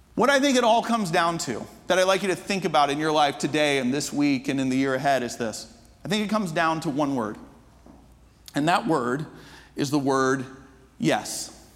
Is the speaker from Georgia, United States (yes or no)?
yes; Atlanta, Georgia, United States; I'm from the States. From it, I grew up in Atlanta